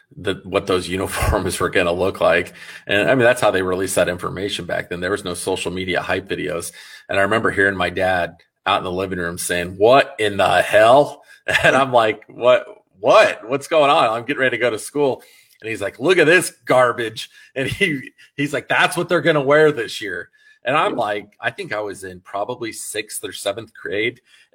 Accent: Des Moines, Iowa, United States; I'm from the Des Moines area. I'm from Des Moines.

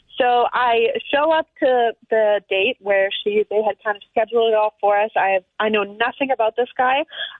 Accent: Lumsden, Saskatchewan, Canada; I grew up in Lumsden, tiny town in Saskatchewan. And everyone's a cousin.

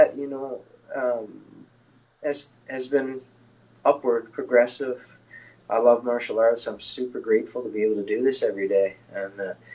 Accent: Newfoundland and Labrador, Canada; now in Halifax, Canada; Newfoundland's my hometown that I grew up in, but my house and everything else is in Halifax, Nova Scotia

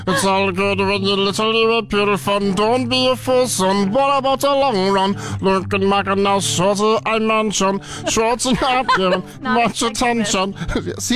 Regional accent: Newfoundland and Labrador, Canada; now in Fort McMurray, Canada; I am from Newfoundland

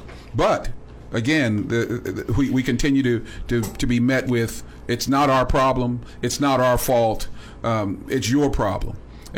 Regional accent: Missouri, United States; as an African American person, particularly knowing the value, I'm from Missouri.

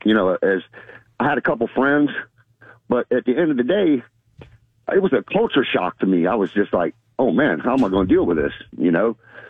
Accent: Florida, United States; also born or lived in Germany; I'm born and raised in Florida, and I was a young man. I went in the military at 18 and went over to Germany.

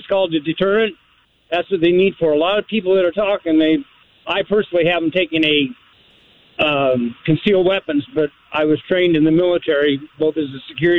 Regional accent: Boise, Idaho, United States; now in Pocatello, United States; I live in Pocatello, but I was born and raised in Boise.

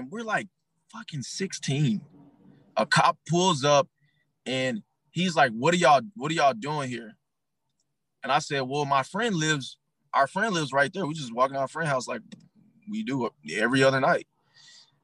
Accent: Arkansas, United States; moved away as an adult; now in Atlanta, United States; I'm from Arkansas. I dealt with racism my whole life. I thought that shit was normal till I moved to Atlanta.

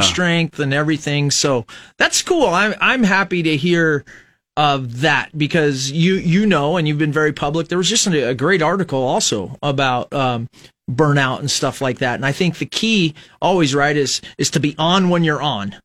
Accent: Fremont, Nebraska, United States; We grew up in Fremont, Nebraska.

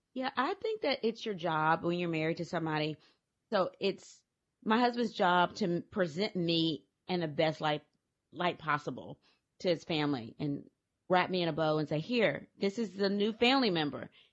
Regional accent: Louisiana, United States; I'm from Louisiana

